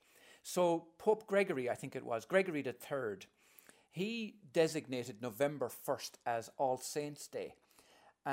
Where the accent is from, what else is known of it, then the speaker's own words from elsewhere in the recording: Ireland; I'm coming from Holy Catholic Ireland, where I was an altar boy and I was going to be a priest